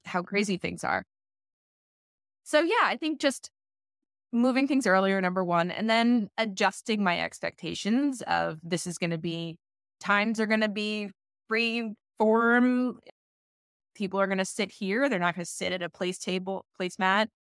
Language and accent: English; Maine, United States; now in Washington, D.C., United States; I'm from Maine